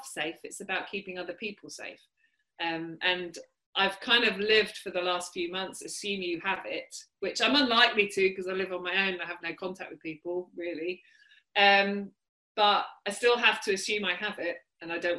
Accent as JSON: {"language": "English", "country": "United Kingdom", "tie": "born or raised there"}